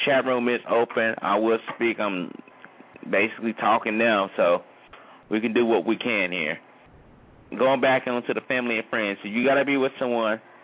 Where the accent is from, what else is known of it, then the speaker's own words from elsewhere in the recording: United States; as far as American citizens